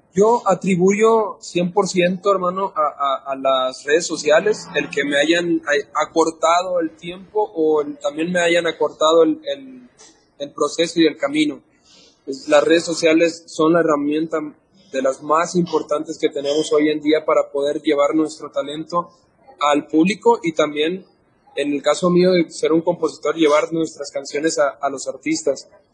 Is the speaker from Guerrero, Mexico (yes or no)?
yes; Guerrero, Mexico; de allá de donde yo soy, del estado Guerrero